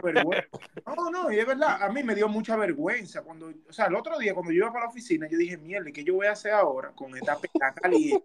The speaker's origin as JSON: {"language": "Spanish", "country": "Dominican Republic", "moved": "yes"}